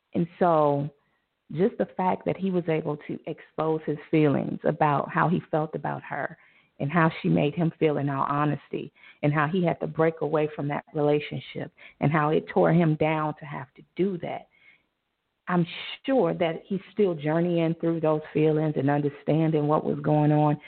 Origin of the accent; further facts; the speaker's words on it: Chicago, Illinois, United States; Chi Town, my my home city. I live in the suburbs now, thanks to my mom. But I am from Chicago